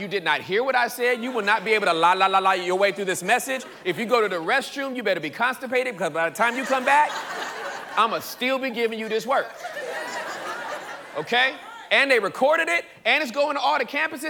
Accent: Inglewood, California, United States; I'm from Inglewood, California. The hood part, pre-gentrification.

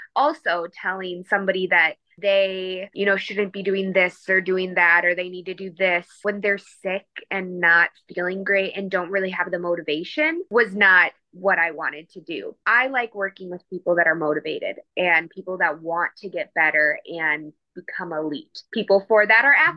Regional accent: Milwaukee, Wisconsin, United States; moved away as an adult; also born or lived in Fort Worth, Texas; I am originally from Milwaukee, Wisconsin

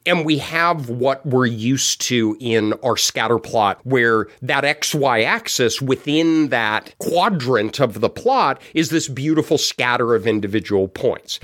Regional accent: Denver, Colorado, United States; I was born and raised in Denver

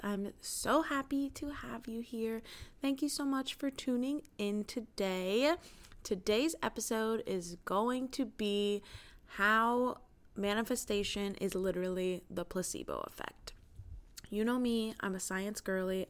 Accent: United States; as an American

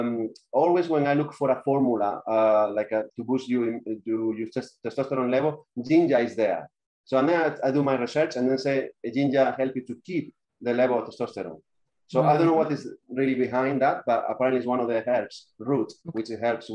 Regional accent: Spain; moved away as an adult; now in London, United Kingdom; I'm from Spain

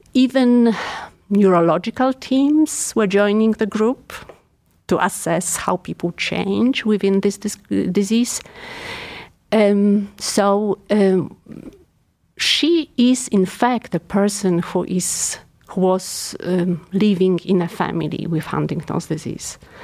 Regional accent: Poland; English is a second language; moved away as an adult; now in Cleveland, United States; So I'm European. Obviously, you can't tell probably by my accent. I'm Polish

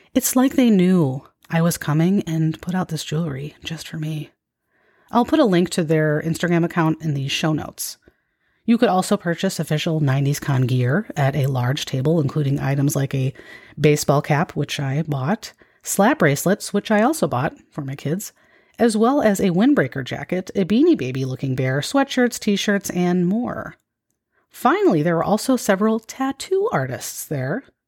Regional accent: Midwest, United States; growing up in the Midwest

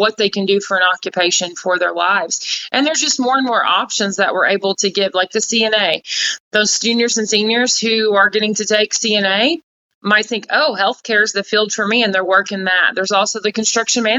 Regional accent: Vienna, Illinois, United States; I was born and raised in Vina, Illinois.

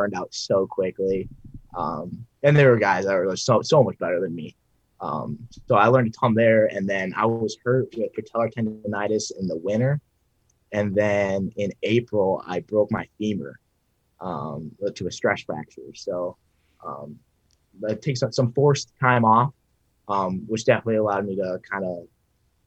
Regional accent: Bryan, Ohio, United States; I'm from Bryan, Ohio, a little farm town

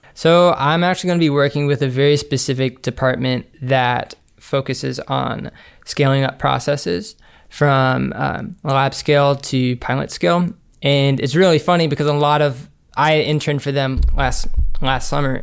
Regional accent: Montgomery, Alabama, United States; we were born and raised in Montgomery, Alabama

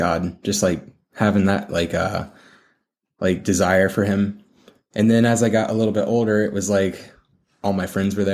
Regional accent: Columbus, Ohio, United States; Columbus. Columbus, Ohio

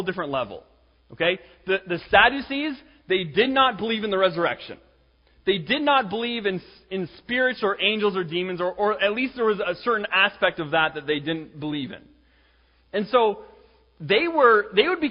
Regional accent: Canada; I'm Canadian

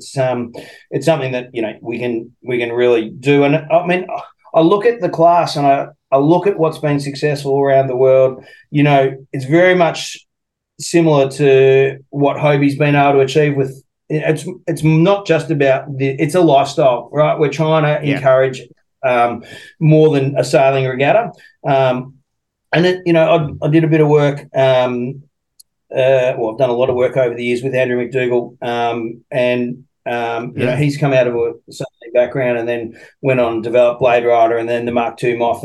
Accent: Australia; also born or lived in United States; as an Aussie

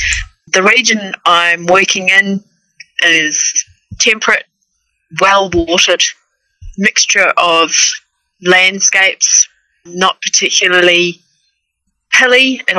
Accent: North Island East Coast, New Zealand; moved away as an adult; now in Warrnambool, Australia; Well, originally I'm from New Zealand, so if I butcher vowels and sound like I'm from another planet, I actually am. But I'm from an area of New Zealand, North Island East Coast. We moved as a family here into southern Victoria, into the city of Warrnambool in 2009.

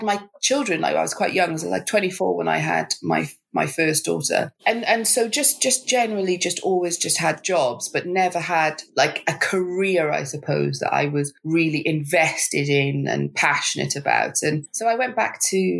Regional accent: Wales, United Kingdom; moved away as an adult; now in London, United Kingdom; I moved to London because I used to live in Wales, and so I grew up in Wales

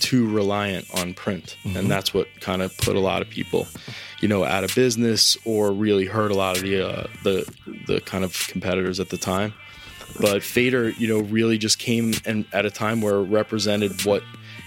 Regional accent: South Shore of Long Island, New York, United States; moved away as an adult; also born or lived in Indiana; I grew up on the South Shore of Long Island.

